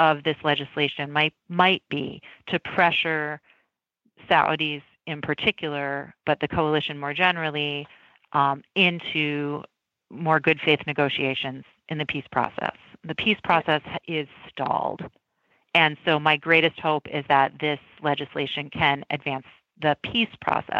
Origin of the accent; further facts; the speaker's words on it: United States; as an American